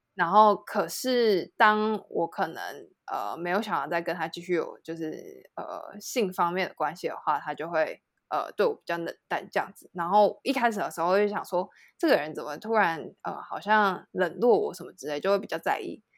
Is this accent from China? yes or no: no; Taiwan; also born or lived in France; 我在台湾的朋友都会是，比如说像是国中、国小，然后或者是大学